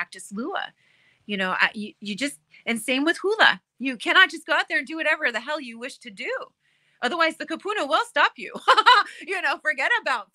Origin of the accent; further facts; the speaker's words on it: United States; I was born on the mainland because my father left the Aina and married a Scandinavian